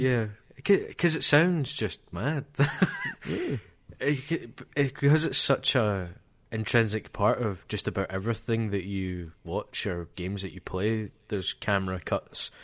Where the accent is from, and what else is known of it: Scotland, United Kingdom